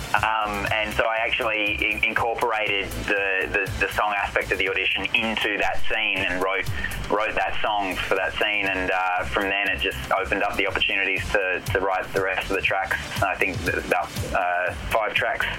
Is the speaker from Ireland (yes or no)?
no; Adelaide, South Australia, Australia; also born or lived in Melbourne, Australia; now in United States; I grew up in Adelaide